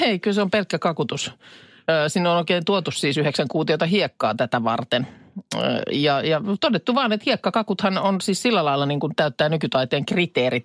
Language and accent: Finnish; Vesijärvi, Päijät-Häme, Finland; Vesijärven rannassakaan, jos nyt muistelen lapsuutta